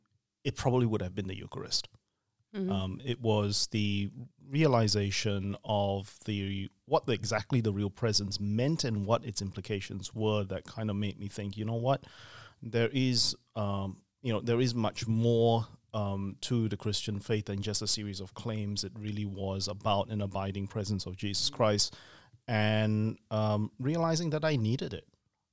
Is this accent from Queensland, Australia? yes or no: yes; Queensland, Australia; also born or lived in Singapore; So I was born in Singapore, spent about half my life in Singapore before moving with my parents to Queensland. And it was there that I did my schooling, my university studies, finished my doctorate over in Queensland